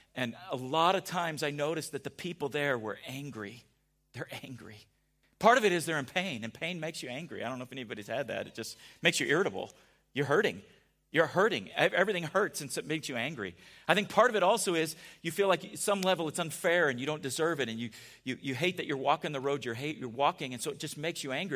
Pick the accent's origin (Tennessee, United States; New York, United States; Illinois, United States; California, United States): California, United States; San Diego; We grew up in San Diego together.